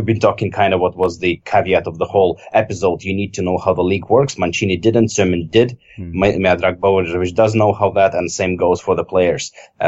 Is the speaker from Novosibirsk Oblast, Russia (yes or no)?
yes; Novosibirsk, Novosibirsk Oblast, Russia; my hometown team, Sibir Novosibirsk